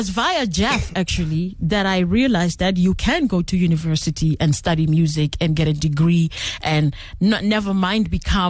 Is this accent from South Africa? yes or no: yes; Pretoria, Gauteng, South Africa; English is a second language; moved away as an adult; also born or lived in Atteridgeville; now in Belgium; Well, I was born in Attridgeville and raised in Mamelodi.